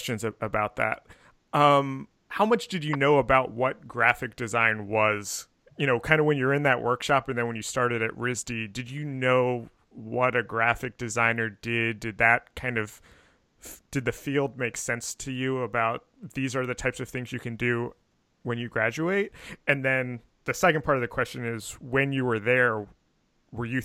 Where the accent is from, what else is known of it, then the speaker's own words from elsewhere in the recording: outside Philadelphia, Pennsylvania, United States; I grew up outside Philadelphia